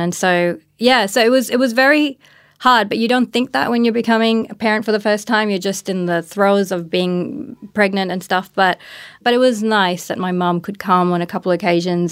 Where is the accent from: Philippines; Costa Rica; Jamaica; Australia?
Australia; also born or lived in Pakistan; I grew up in Australia as well